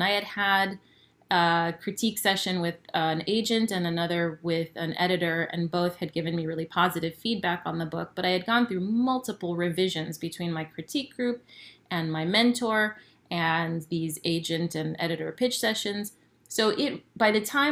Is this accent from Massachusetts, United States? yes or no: no; San Diego, California, United States; also born or lived in Ensenada, Mexico; I was born in Ensenada and raised in San Diego